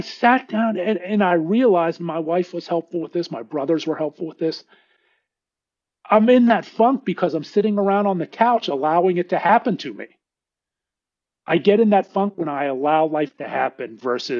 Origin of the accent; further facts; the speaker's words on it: Pittsburgh, Pennsylvania, United States; now in Dallas, United States; We grew up in Pittsburgh, and my dad lived across the street from me here in Dallas